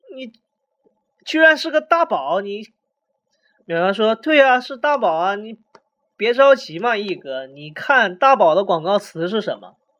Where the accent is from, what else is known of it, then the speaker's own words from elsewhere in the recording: China; 我们中国人